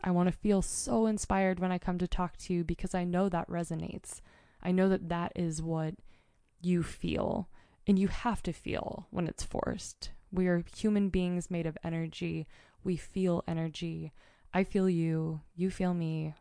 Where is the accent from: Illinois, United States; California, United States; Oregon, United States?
Oregon, United States; Mount Hood; moved away; this is my home state. I grew up on Mount Hood.